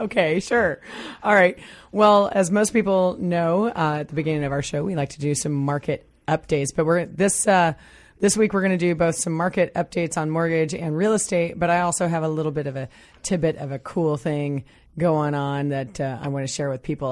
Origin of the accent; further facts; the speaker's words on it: Midwest, United States; now in Pacific Northwest, United States; I come from the Midwest